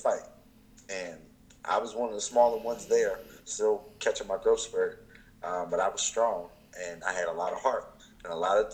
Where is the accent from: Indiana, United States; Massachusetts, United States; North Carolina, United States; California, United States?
Indiana, United States; Indianapolis; moved away; also born or lived in Philadelphia; I was born in Indianapolis, Indiana